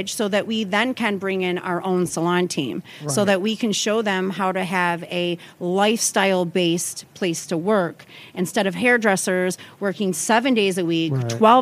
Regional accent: Clarkston, Michigan, United States; I'm from a suburb outside of Detroit. It's called Clarkston. It's super small. Really, really small. I grew up on dirt roads, playing outside.

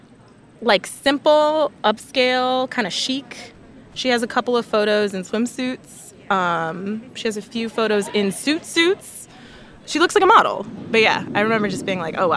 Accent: Chicago, Illinois, United States; now in Washington, D.C., United States; I'm from Chicago. I live in D.C.

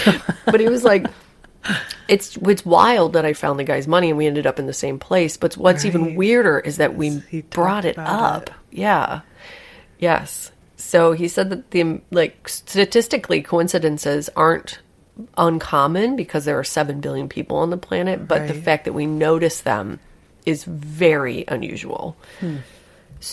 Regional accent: England, United Kingdom; If I'm with a stranger, I don't try to find a connection with them because I'm English.

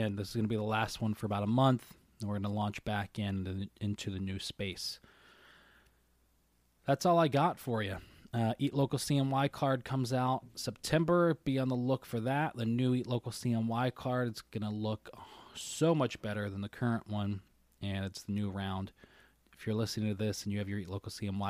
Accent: Syracuse, New York, United States; we're from Syracuse. I'm from Syracuse

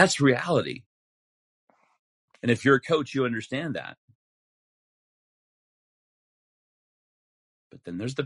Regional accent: Utah, United States; I'm from Utah

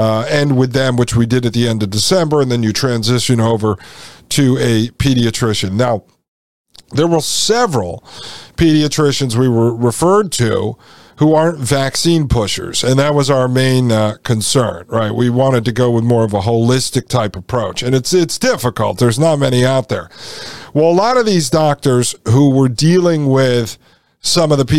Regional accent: Connecticut, United States; I grew up in Connecticut in a small town of 10,000

